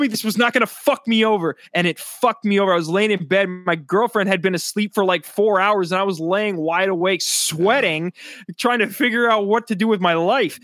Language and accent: English; South Dakota, United States; now in New Jersey, United States; my home state, 'cause I'm not from New Jersey. I live in New Jersey now, but I'm from South Dakota.